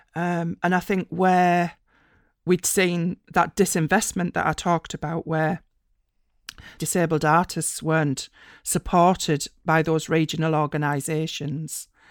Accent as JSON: {"language": "English", "area": "East Durham coalfield", "region": "North East England", "country": "United Kingdom", "tie": "born or raised there", "also_born_or_lived": "Republic of Ireland", "moved": "as an adult", "said": "I grew up in the East Durham coalfield"}